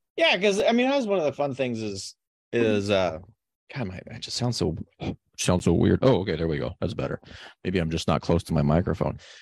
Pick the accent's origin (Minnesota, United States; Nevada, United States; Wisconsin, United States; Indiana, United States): Nevada, United States; now in Oregon, United States; It's high desert, sort of like where I grew up in Nevada